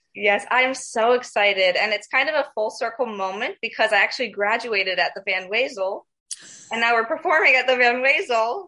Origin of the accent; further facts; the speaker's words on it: Lakewood Ranch, Florida, United States; moved away; I grew up in Lakewood Ranch and then I went to school at Pineview. So the Sarasota Bradenton area is home.